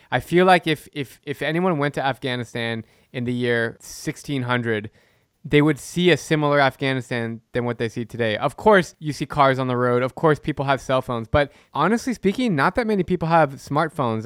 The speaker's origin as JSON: {"language": "English", "country": "United States", "said": "I love being American. I'm, I'm a proud American"}